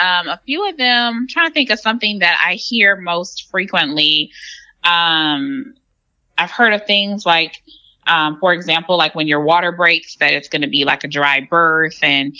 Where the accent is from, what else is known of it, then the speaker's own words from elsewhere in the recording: Detroit, Michigan, United States; moved away as an adult; also born or lived in Ann Arbor, Michigan / Nashville, Tennessee; now in Houston, United States; I am from the Metro Detroit area in Michigan.